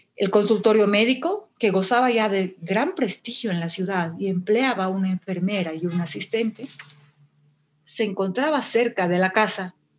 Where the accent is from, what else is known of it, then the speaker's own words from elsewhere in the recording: Sucre, Chuquisaca, Bolivia; estoy en Sucre, es, mi ciudad natal, nací, nací acá en Sucre, estudié también acá en, Sucre